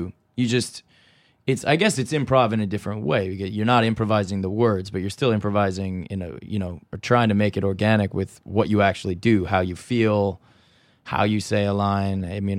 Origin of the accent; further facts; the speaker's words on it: California, United States; I'm from California.